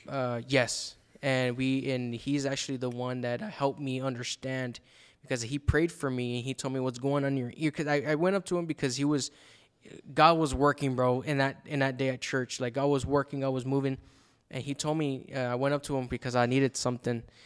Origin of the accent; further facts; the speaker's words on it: El Paso, Texas, United States; moved away as an adult; now in Dallas, United States; after high school, I moved from El Paso to Dallas